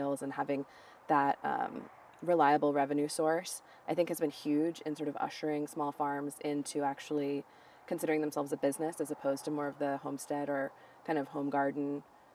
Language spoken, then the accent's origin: English; Seattle, Washington, United States; now in Oregon, United States; I grew up in the Northwest. I grew up in the Seattle area, but I've moved quite a lot of times since then